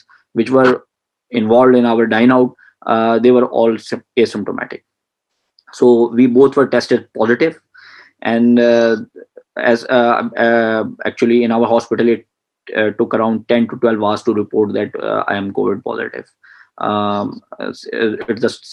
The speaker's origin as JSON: {"language": "English", "region": "Punjab", "country": "Pakistan", "tie": "born or raised there", "moved": "as an adult", "lives_now": "Karachi, Pakistan", "said": "my hometown is in another province of the Pakistan, that is Punjab"}